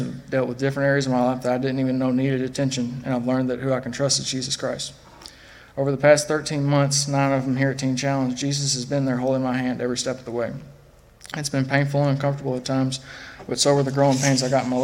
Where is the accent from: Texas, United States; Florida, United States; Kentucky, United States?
Kentucky, United States; Fulton; I grew up in Fulton, Kentucky, about an hour and a half away from here